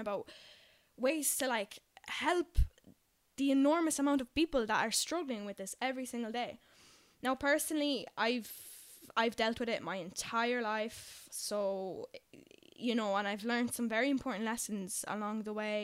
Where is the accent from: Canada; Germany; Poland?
Poland; English is a second language; now in Dublin, Ireland; I'm originally from Poland, hence why my English isn't by any means perfect